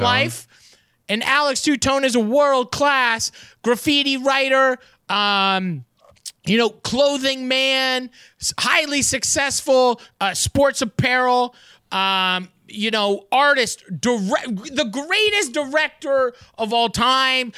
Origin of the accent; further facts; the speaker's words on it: Canada; as a Canadian